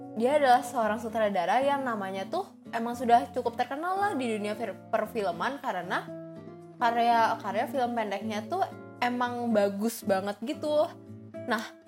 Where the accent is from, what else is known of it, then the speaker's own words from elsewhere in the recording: Indonesia; gue sebagai orang Indo